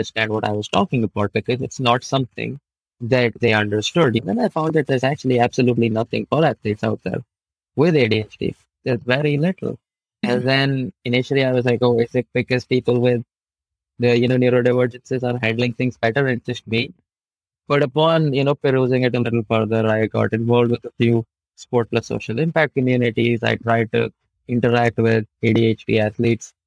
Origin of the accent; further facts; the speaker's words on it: New Delhi, Delhi, India; I'm from New Delhi, India